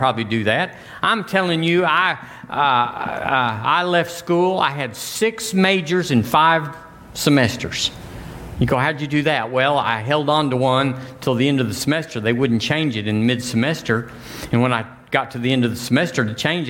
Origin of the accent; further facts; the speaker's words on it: United States; I'm an American